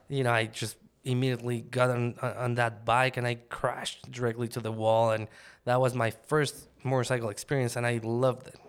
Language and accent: English; Mexico City, Mexico; moved away as an adult; now in United States; I grew up in Mexico City